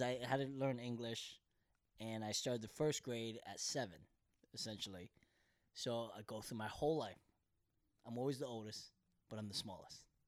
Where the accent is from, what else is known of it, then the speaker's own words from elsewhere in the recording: Bethlehem, Pennsylvania, United States; English is a second language; also born or lived in Korea; now in Los Angeles, United States; we're both from Pennsylvania